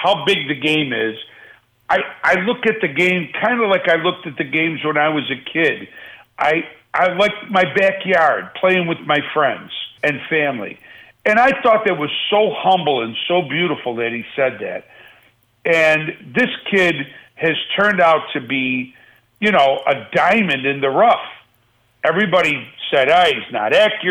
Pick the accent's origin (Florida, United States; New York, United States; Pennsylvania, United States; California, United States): New York, United States; Buffalo; now in Las Vegas, United States; I love my hometown